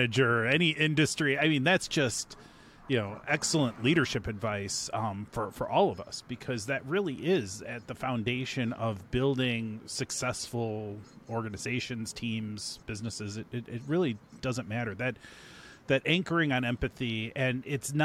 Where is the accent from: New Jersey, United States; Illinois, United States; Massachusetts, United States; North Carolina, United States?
Illinois, United States; Chicago; I'm from the Chicago area